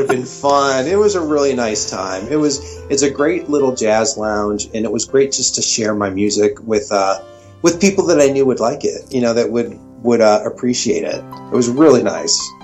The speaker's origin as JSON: {"language": "English", "town": "Cleveland", "region": "Ohio", "country": "United States", "said": "I'm from Ohio. I'm originally from Cleveland, Ohio"}